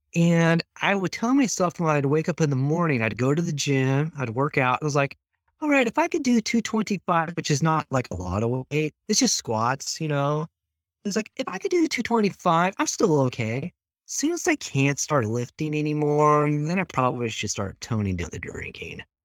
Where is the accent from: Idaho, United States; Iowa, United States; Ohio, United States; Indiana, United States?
Idaho, United States; Moscow; also born or lived in Lewiston, Idaho; when we moved from Lewiston up into Moscow, that was sixth grade and junior high.